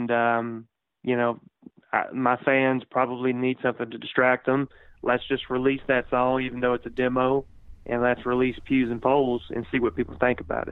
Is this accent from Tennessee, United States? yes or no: yes; Cornersville, Tennessee, United States; my hometown, Cornersville, Tennessee.